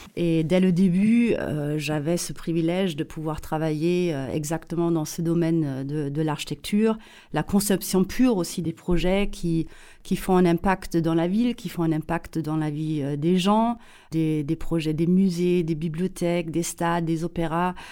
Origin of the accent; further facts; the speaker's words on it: Saarbrücken, Saarland, Germany; accent: German; French is a second language; moved away as an adult; also born or lived in Paris; je suis allemande, mais allemande euh, née près de la frontière franco-allemande, à Saarbrücken. Euh, la frontière avec la France était à 800 mètres euh, de notre maison familiale.